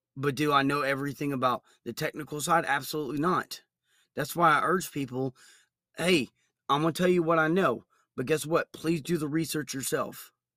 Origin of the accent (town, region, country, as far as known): United States